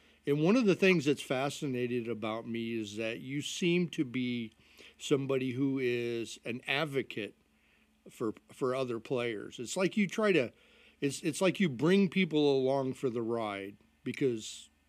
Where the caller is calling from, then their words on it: Illinois, United States; I'm right outside of Chicago.